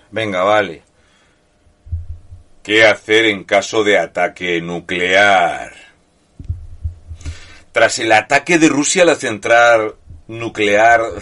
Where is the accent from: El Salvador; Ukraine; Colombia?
Ukraine; Spanish is a second language; también deciros que soy ucraniano que vive en la Ucrania